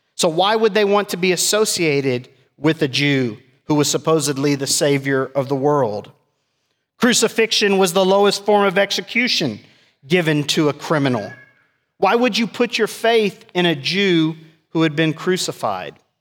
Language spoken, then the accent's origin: English; South Texas, United States; me being biracial growing up in South Texas, I experienced racism.